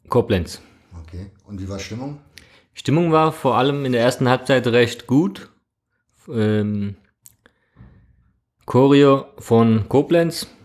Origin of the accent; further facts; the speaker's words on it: Trabzon, Turkey; Genau, ich bin ursprünglich aus Trabzon, aus der Schwarzmeerküstenstadt in der Türkei, Grenzgebiet Georgien.